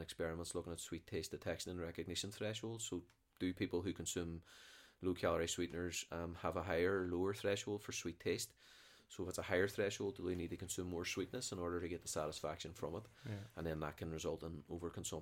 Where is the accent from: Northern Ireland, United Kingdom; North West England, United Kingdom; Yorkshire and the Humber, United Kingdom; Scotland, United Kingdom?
Northern Ireland, United Kingdom; Derry; I was brought up in the Brandywell